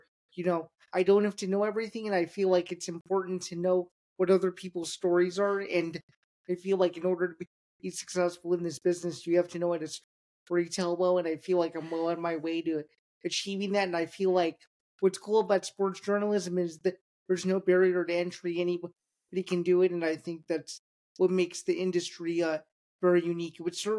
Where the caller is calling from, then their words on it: Downers Grove, Illinois, United States; I'm joining you today from the suburbs of Chicago. It's a town called Downers Grove, Illinois, about 45 minutes outside of the city